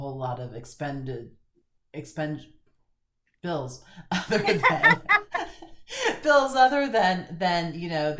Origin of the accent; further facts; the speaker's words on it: Florida, United States; moved away; I grew up in Florida